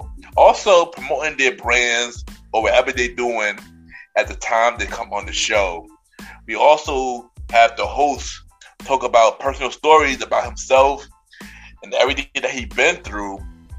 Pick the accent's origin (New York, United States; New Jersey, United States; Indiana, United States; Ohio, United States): New York, United States; me, I'm from New York